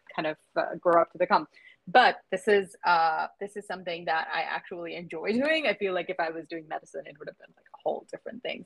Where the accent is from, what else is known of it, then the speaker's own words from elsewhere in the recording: Mumbai, Maharashtra, India; moved away as an adult; also born or lived in Michigan; I am originally from Mumbai in India. So born there, raised there, did my undergrad there, and then I moved to Michigan